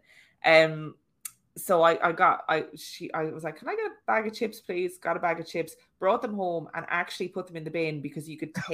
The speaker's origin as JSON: {"language": "English", "country": "Ireland", "tie": "born or raised there", "moved": "yes", "said": "my chipper in my hometown, which is called Eddie Phelan's"}